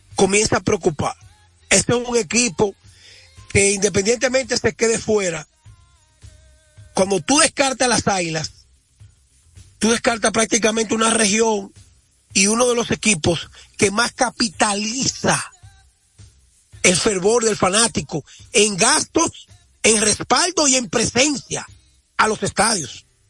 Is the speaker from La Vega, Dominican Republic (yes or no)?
yes; La Vega, Dominican Republic; identificarme con mi pueblo